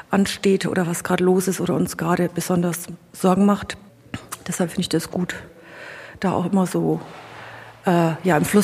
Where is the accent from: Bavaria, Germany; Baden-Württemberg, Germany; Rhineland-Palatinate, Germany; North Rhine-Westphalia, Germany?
Bavaria, Germany; Ich bin hier äh, in der Nähe von Immenreuth geboren. Also bin hier quasi in meine Heimat zurückgekommen